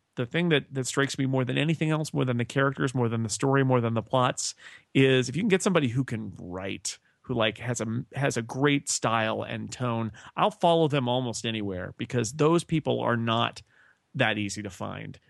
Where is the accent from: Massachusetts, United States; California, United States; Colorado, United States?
California, United States; And I'm from California.